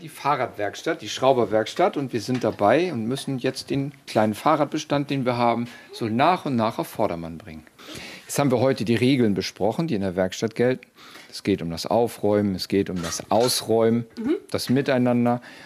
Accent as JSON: {"language": "German", "region": "Schleswig-Holstein", "country": "Germany", "said": "Ich komme aus Schleswig-Holstein"}